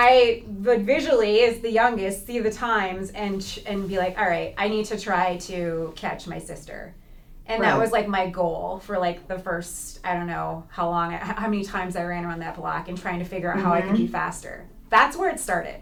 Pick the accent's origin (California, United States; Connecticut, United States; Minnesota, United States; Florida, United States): Minnesota, United States; St. Louis Park; But I grew up in St. Louis Park, Minnesota